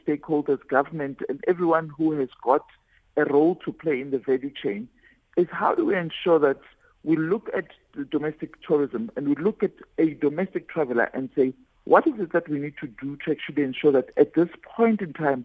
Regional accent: Limpopo, South Africa; I come from Limpopo

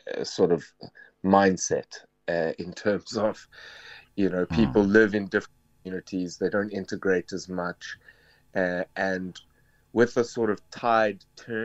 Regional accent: South Africa; now in France; and also just being a South African and a person of, she happens to be a black African, so to be someone of a minority in France already

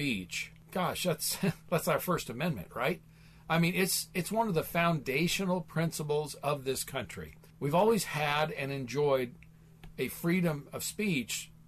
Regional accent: Midwest, United States; now in Phoenix, United States; I grew up in the Midwest, small town, you know, raised on a farm

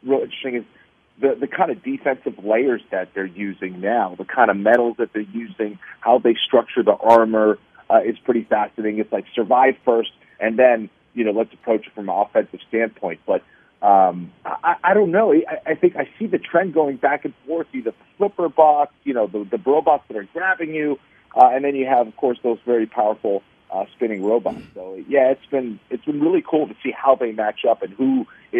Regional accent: Boston, Massachusetts, United States; born there; also born or lived in Los Angeles; Actually, I was born in Boston.

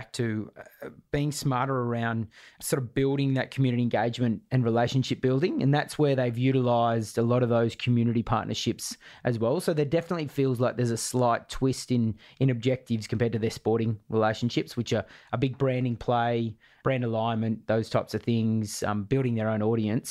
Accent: Australia; being an Aussie

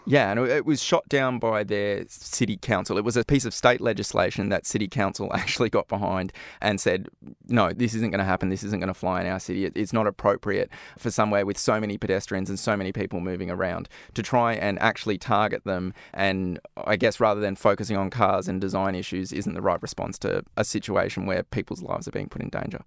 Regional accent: Australia; moved away; my home country, in Australia

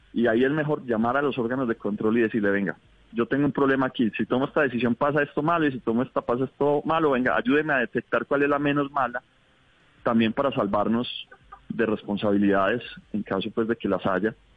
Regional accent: Colombia; hemos vivido como colombianos

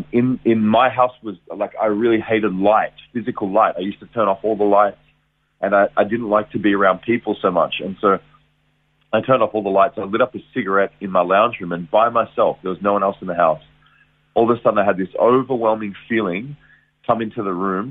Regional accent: Geelong, Victoria, Australia; I was born in Geelong, Victoria, raised there. Good Geelong boy

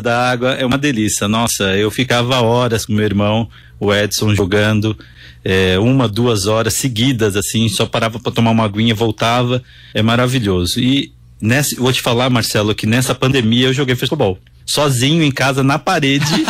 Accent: Santos, São Paulo, Brazil; Eu sou nascido em Santos, então sou praiano, sou do litoral

